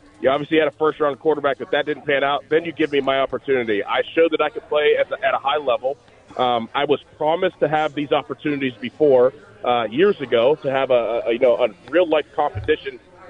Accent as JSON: {"language": "English", "town": "Pittsburgh", "region": "Pennsylvania", "country": "United States", "tie": "born or raised there", "said": "just growing up in Pittsburgh and being around this team basically my whole life"}